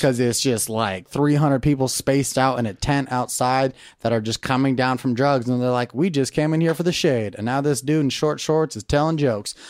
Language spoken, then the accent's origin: English; Camarillo, California, United States; also born or lived in Naperville, Illinois; I grew up in Camarillo, California